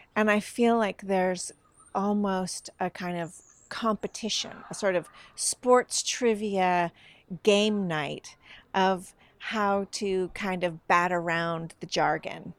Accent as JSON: {"language": "English", "region": "Northern California", "country": "United States", "moved": "yes", "lives_now": "Sweden", "said": "I, I come from Northern California"}